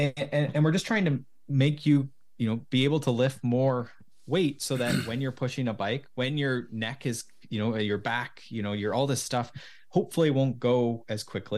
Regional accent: Mansfield, Ontario, Canada; now in Collingwood, Canada; I grew up in Mansfield. So just south of there.

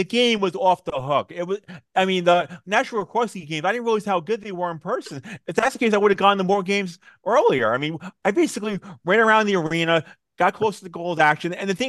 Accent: Raleigh, North Carolina, United States; I'm from Raleigh

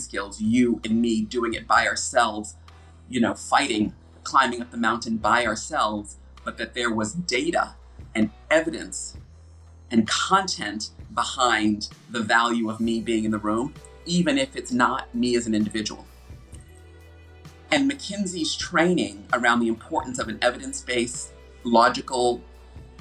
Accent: United States; accent: American; moved away as an adult; now in United Kingdom; an American person living and working in the UK

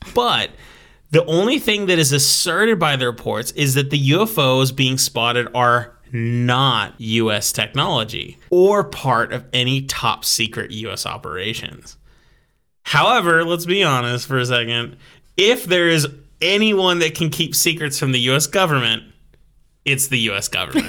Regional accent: United States; I was born and raised as an American

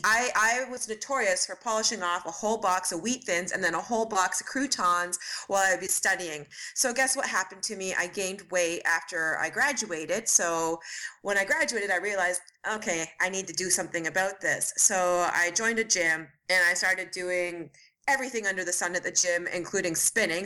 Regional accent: Ontario, Canada; moved away; also born or lived in Montreal, Canada; I am from Canada. I am from a small town in Ontario originally

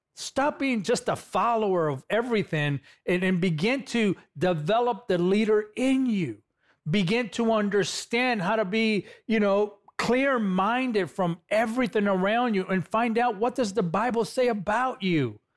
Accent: Los Angeles, California, United States; I'm a guy from East L A, California. I'm a former gang member from East L

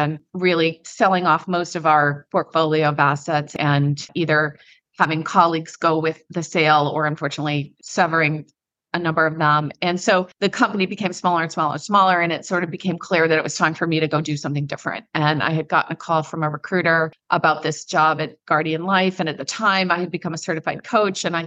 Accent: Midwest, United States; moved away; also born or lived in East Coast / West Coast / Ireland; I'm a Midwesterner. I've lived on the East Coast and the West Coast, lived in Ireland for a year. At my core, I'm a Midwesterner

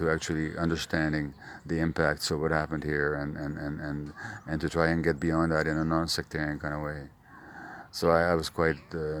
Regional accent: Canada; I'm from Canada. I've been here 3 days, so I'm already an expert on Northern Ireland, you know.

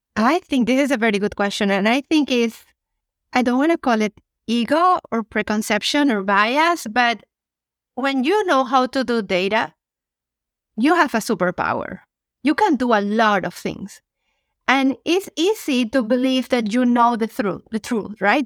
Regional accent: Venezuela; moved away as an adult; now in Canada; I'm originally from Venezuela, relocated to Canada ten years ago

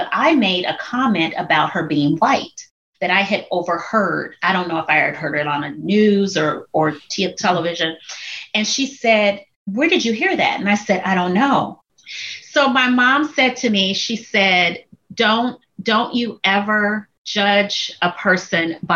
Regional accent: Chicago, Illinois, United States; moved away as an adult; also born or lived in Minnesota; now in Texas, United States; I've born and raised in Chicago, moved to Minnesota, came to Texas

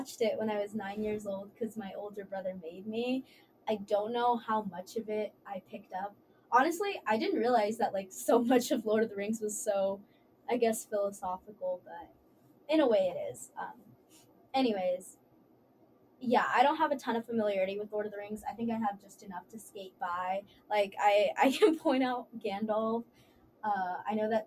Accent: Dallas, Texas, United States; moved away; I'm from Dallas, Texas

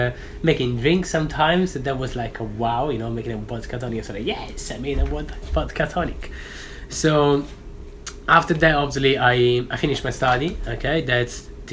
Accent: Sora, Lazio, Italy; now in London, United Kingdom; I come from Sora. Sora is a little town just on the south between Naples and Rome of 30,000 people.

